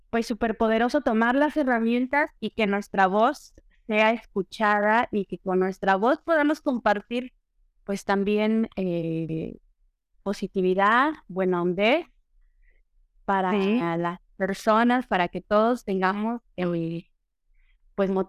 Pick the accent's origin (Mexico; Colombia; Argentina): Mexico; Aguascalientes; also born or lived in Mexico City; now in Italy; nací en Ciudad de México. Me, me mudé muy chica al, a la, a la provincia, Aguascalientes me considero más de Aguascalientes que, que Chilanda.